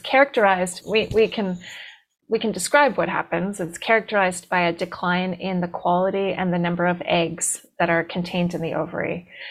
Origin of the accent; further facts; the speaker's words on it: D.C., East Coast, United States; I grew up on the East Coast outside of Washington, D.C.